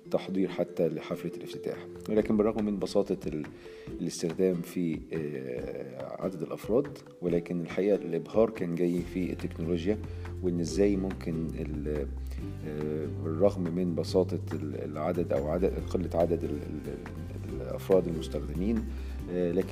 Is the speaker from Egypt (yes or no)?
yes; Egypt; لو انا بتكلم بما اني مصري بتكلم ان انا مهتم طبعا ان الفريق المصري او المنتخب المصري يفوز بالبطوله